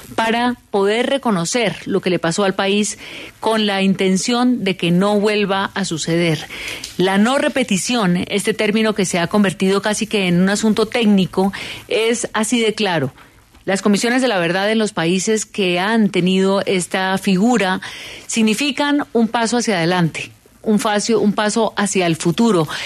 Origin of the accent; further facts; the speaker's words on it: Colombia; ¿Dónde estábamos los colombianos